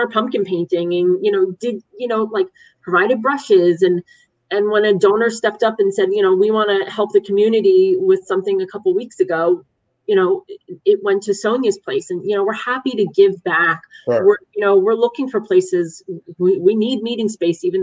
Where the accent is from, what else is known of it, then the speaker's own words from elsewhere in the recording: Brick, New Jersey, United States; I grew up mostly in North Jersey and came down to Brick when I was 8